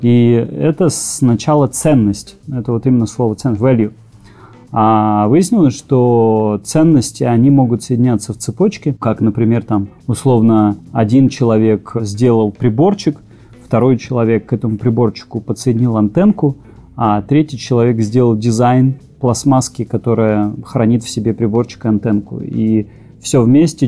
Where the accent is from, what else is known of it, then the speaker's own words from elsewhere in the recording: Novosibirsk, Novosibirsk Oblast, Russia; also born or lived in Israel; из Новосибирского Клемгородка.